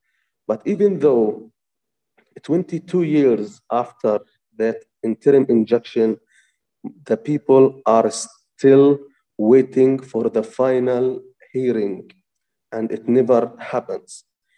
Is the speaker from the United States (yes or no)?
no; Touba, West Bank, Palestine; I am from a village that is called Touba. It's located in the area of Musafir Yatta in the South Hebron Hills. South Hebron Hills area, it's the last area of the south of West Bank at the adjacent with Israel.